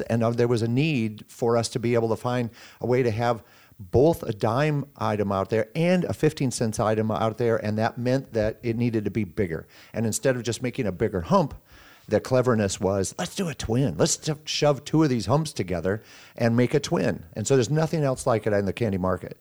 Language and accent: English; Sioux City, Iowa, United States; I was born and raised here in Siouxland